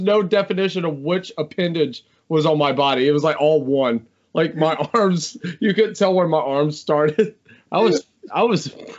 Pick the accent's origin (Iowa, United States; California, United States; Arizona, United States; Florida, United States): Arizona, United States; Mesa; I was born in Arizona. I was born in Mesa, Arizona.